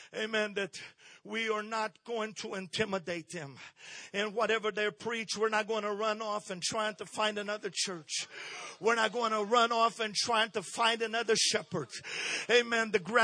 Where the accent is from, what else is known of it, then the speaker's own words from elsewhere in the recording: Brazil; I was born and raised in Brazil.